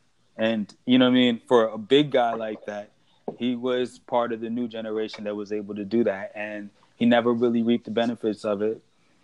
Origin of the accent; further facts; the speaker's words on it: New York, United States; New York.